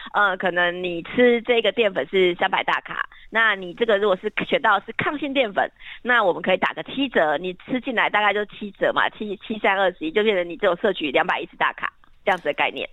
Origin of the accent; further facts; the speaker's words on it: southern Taiwan, Taiwan; 因为我自己本身我家乡在南部嘛